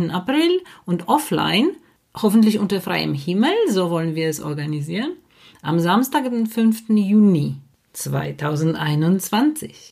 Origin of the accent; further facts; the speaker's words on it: Poland; moved away; ich komme aus Polen